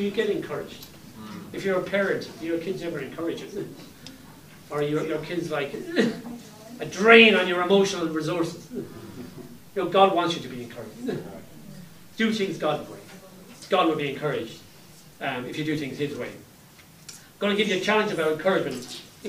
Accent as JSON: {"language": "English", "country": "Ireland", "tie": "born or raised there", "said": "when I was growing up in Ireland, many years ago"}